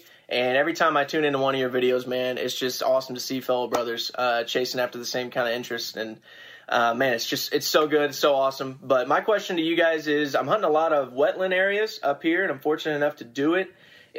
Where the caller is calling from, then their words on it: Indiana, United States; I'm checking in from Indiana, next door neighbor to Illinois.